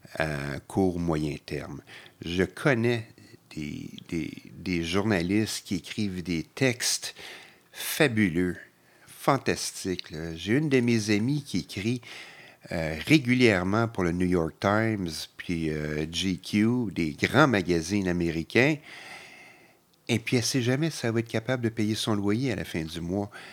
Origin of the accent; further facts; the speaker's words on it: Montreal, Quebec, Canada; je suis québécois, montréalais, je ne bouge pas